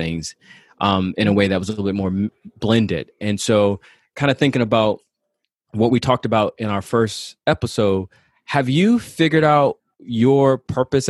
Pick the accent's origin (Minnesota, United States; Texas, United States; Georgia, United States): Georgia, United States; now in New York City, United States; I grew up in Georgia